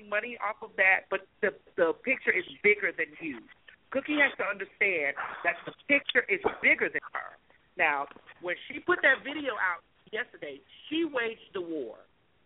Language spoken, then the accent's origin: English; Florida, United States; I'm from Florida.